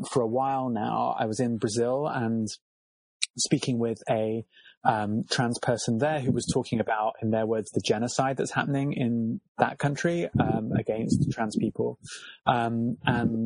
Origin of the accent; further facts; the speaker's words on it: Cornwall, South West England, United Kingdom; I'm from Cornwall, and the mining industry is a really big feature of Cornish landscape and my growing up